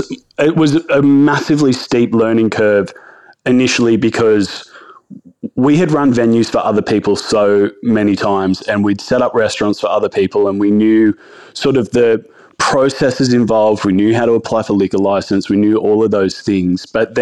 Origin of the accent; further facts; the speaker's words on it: Branxton, New South Wales, Australia; And growing up, I grew up in like small country town. I grew up in Brankston. I went to high school in Singleton.